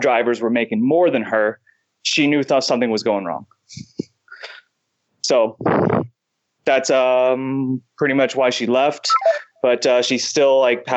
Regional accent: United States; being an American

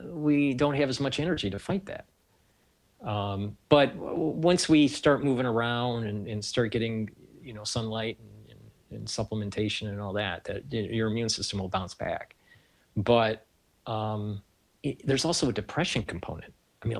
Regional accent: Detroit, Michigan, United States; now in New York, United States; I'm from Detroit

